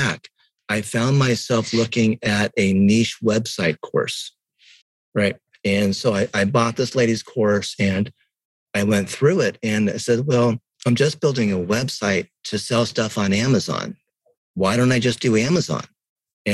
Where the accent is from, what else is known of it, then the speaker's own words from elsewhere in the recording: Japan; moved away; also born or lived in Chiang Mai, Thailand; I was born in Japan